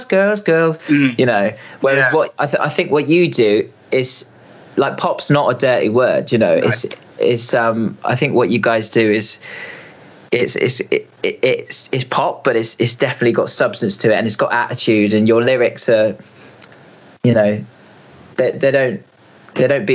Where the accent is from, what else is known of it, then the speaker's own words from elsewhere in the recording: Reading, South East England, United Kingdom; we're both from Reading. We grew up together.